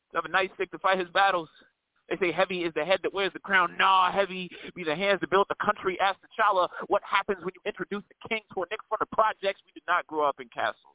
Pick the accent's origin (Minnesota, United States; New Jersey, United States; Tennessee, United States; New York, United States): New York, United States; New York City; now in Atlanta, United States; um, I'm from Atlanta, Georgia, by way of New York City. You know I'm saying? Queens to be specific.